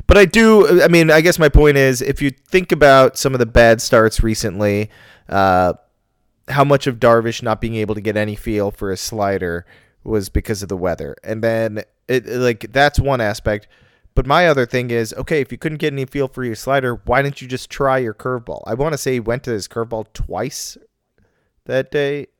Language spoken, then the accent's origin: English; Chicago, Illinois, United States; also born or lived in Evanston; I'm from Chicago, but when people ask me where I live, I can't say Chicago anymore.